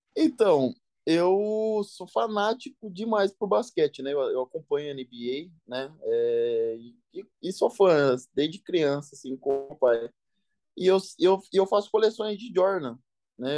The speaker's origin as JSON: {"language": "Portuguese", "town": "Tietê", "region": "São Paulo", "country": "Brazil", "moved": "yes", "said": "eu sou do, do interior, né? Não sei se você já ouviu falar, é Tietê"}